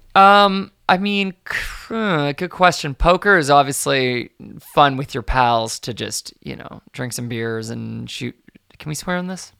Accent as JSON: {"language": "English", "town": "Victoria", "region": "British Columbia", "country": "Canada", "tie": "born or raised there", "also_born_or_lived": "Ottawa", "said": "when I was really young, um, we moved across Canada from Ottawa to, to Victoria"}